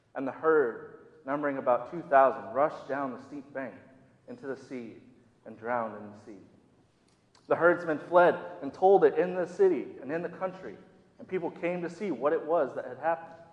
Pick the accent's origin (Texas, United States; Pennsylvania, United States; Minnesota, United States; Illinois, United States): Minnesota, United States; now in the South, United States; I grew up in the Midwest, more specifically in Minnesota.